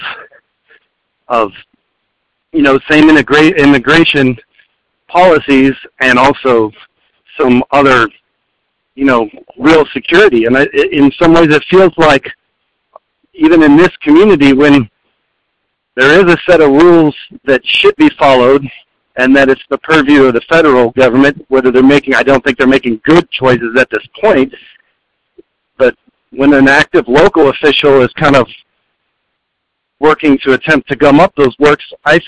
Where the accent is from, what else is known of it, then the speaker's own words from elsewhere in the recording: Las Cruces, New Mexico, United States; now in Austin, United States; I was born and raised in Las Cruces, New Mexico, and have spent my entire life in the Southwest